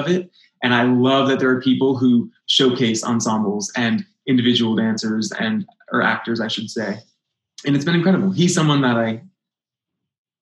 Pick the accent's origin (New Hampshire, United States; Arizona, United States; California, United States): New Hampshire, United States; Manchester; moved away; I grew up in Manchester, New Hampshire, like I said, and I was lucky to have a great regional theater at home